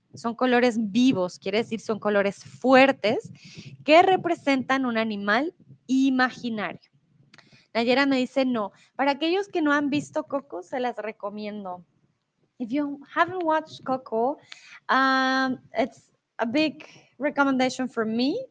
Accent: Bogotá, Bogotá Capital District, Colombia; also born or lived in Mexico; now in Germany; soy de Colombia, de la ciudad de Bogotá, de la capital. Comúnmente vivo en Alemania

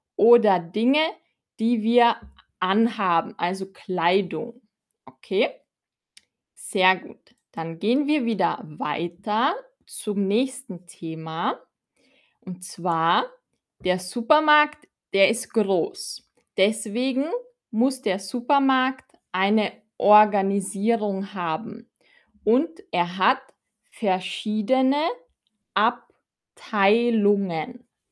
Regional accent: Austria; ich komme aus Österreich

